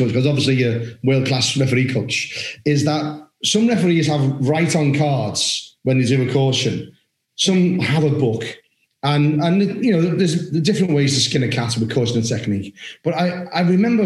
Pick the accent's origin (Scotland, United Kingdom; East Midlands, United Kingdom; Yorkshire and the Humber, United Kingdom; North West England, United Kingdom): North West England, United Kingdom; Liverpool; I'm from Liverpool, the city of Liverpool.